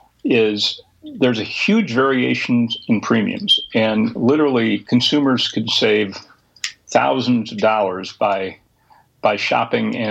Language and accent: English; Minnesota, United States; my home state of Minnesota